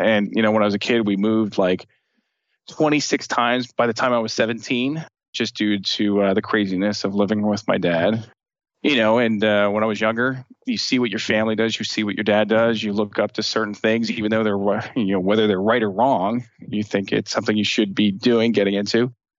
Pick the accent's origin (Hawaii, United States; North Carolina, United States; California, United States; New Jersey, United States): New Jersey, United States; Union; I grew up in Union, New Jersey, kind of like in the Union County area. So Union, New Jersey, Irvington, you know, the bad spots of New Jersey.